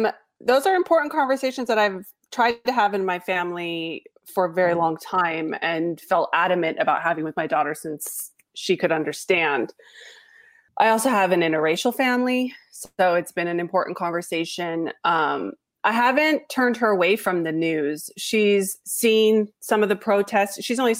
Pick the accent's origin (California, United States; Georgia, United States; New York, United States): California, United States; Los Angeles; And I was born and raised in Los Angeles. I went to school at a very mixed school.